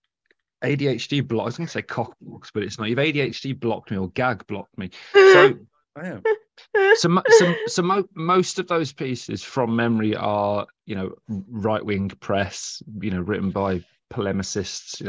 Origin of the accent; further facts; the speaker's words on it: Birmingham, West Midlands, United Kingdom; I'm from the Birmingham area